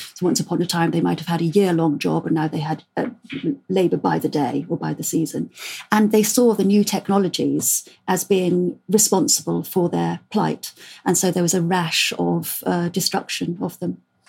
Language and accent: English; South West England, United Kingdom; I'm Cornish myself, even though I've completely lost the accent.